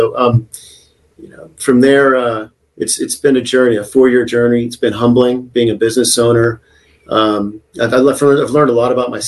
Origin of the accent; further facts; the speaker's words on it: United States; also born or lived in Texas / Oklahoma; now in San Diego, United States; growing up in Texas and Oklahoma